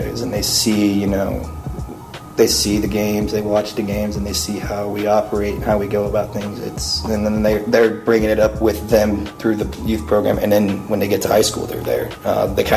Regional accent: Athens, United States; we come from Athens. Like, we don't, you know, we're a bunch of small country bumpkin white kids.

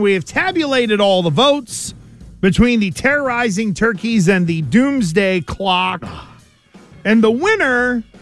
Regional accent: Western Pennsylvania, United States; now in Rhode Island, United States; where I grew up in Western Pennsylvania, the one of the central parts of town was the trailer park.

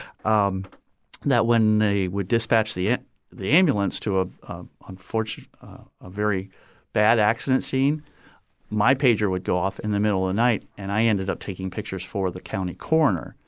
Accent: Napoleon, Ohio, United States; moved away as an adult; also born or lived in Trenton, New Jersey / Southwest Florida; now in Fort Myers, United States; I grew up in Ohio. We moved there, uh, from Trenton, New Jersey at the age of three. And so I spent, you know, the next thirty-seven years in Ohio in a small little town called Napoleon

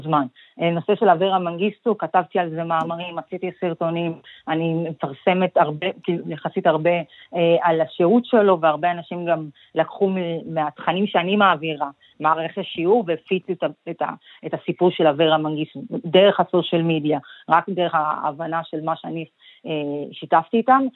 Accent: Israel; born or raised there; also born or lived in Ethiopia

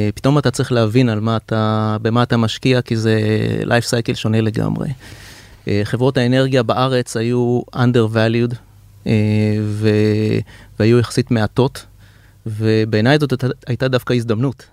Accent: Israel

